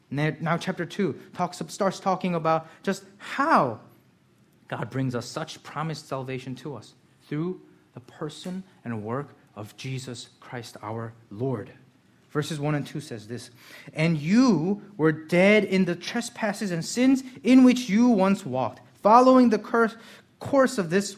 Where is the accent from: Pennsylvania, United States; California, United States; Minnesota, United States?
Pennsylvania, United States; Lansdale; born there; I haven't because I was born in Lansdale. When I went to Korea, they gave me a citizenship. So when I go to Korea now, I have to serve in the army.